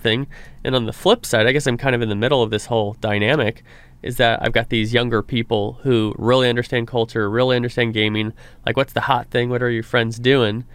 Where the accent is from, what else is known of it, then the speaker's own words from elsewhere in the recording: Reedley, California, United States; it's my hometown, Reedley, California